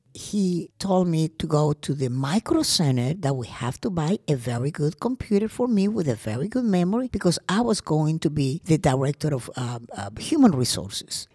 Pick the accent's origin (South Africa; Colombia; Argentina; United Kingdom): Colombia; also born or lived in Georgia, United States; now in Gwinnett County, Georgia, United States; I am from Colombia. Well, I was born in Colombia, but I've been a U.S. citizen for 45 years.